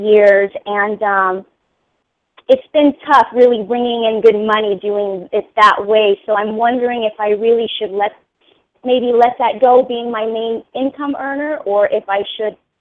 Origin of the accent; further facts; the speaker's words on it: Philippines; also born or lived in Hawaii; now in United States; I have lived there before when I was born in the Philippines, and then I went to Hawaii before I transitioned to the States